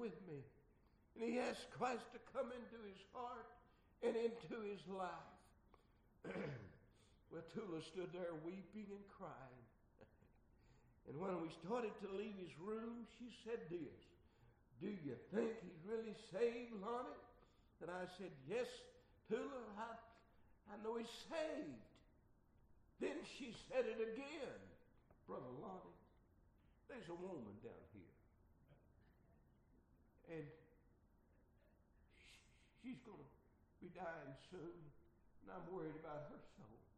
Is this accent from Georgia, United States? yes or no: no; Arkansas, United States; Arkansas, my home state